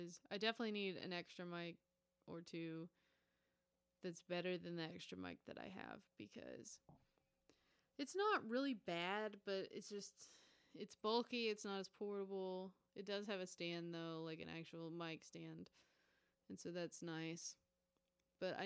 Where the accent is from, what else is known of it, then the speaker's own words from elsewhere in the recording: southern Oklahoma, United States; I'm opening a show in my hometown August 25th